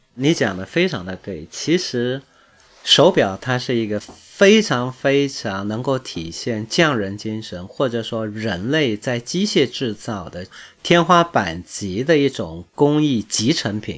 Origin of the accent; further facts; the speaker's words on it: China; 我们中国人